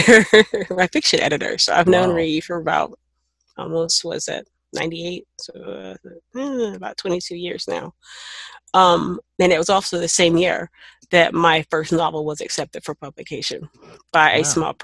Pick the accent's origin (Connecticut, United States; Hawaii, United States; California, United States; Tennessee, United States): Tennessee, United States; Knoxville; moved away; also born or lived in New Mexico; I'm from Knoxville, Tennessee. That's not a small city